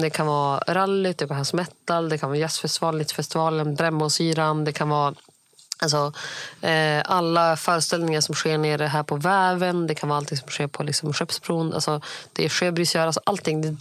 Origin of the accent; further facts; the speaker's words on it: India; eftersom att jag är indier.